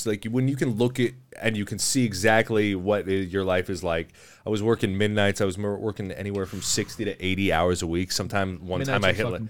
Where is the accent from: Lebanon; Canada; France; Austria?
Canada; Chatham, Ontario; moved away; also born or lived in Windsor; I grew up in Chatham before I moved to Windsor.